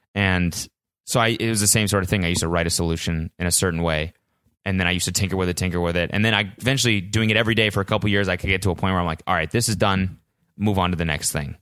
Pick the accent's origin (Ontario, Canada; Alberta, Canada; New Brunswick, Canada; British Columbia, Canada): Alberta, Canada; Calgary; I'm from Calgary